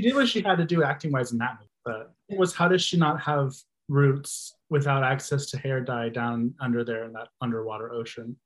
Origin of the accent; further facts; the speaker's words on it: Texas, United States; I'm from Texas